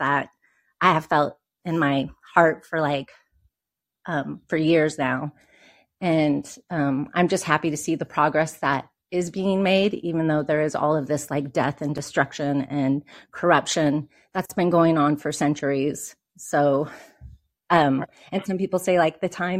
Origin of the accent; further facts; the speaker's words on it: Oregon, United States; I'm from Oregon too